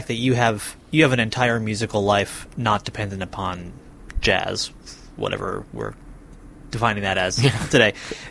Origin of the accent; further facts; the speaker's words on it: Lenox, Massachusetts, United States; I'm from Lenox, actually.